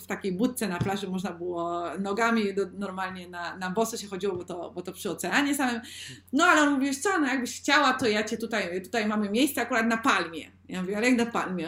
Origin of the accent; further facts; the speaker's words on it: Sosnowiec, Silesian Voivodeship, Poland; now in Spain; u mnie w Sosnowcu. Jestem teraz w Polsce, ja obecnie mieszkam w Hiszpanii